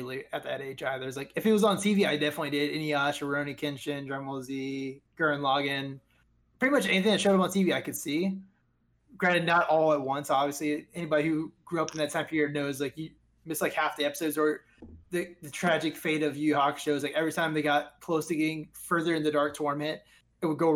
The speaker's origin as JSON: {"language": "English", "country": "United States"}